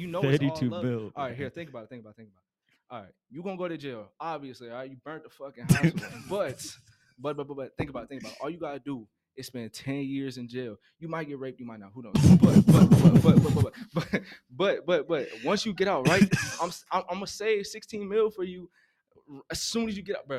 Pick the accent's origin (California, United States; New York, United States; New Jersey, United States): California, United States; San Diego; moved away as an adult; now in Florence, United States; I'm from San Diego, California